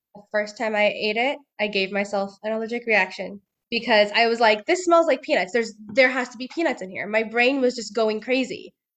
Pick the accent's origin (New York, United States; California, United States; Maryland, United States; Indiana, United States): California, United States; Bay Area; moved away as an adult; now in Southern California, United States; I am originally from the Bay Area